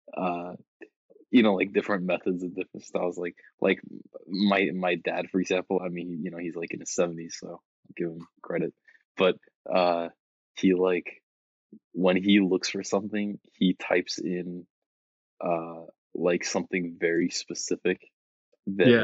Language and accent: English; Iowa, United States; moved away; my family's from Iowa